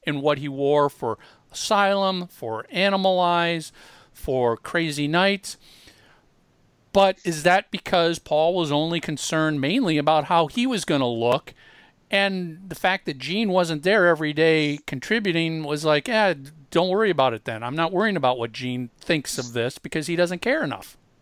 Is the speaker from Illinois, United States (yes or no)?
no; Minneapolis, Minnesota, United States; Tommy and I grew up in in Minneapolis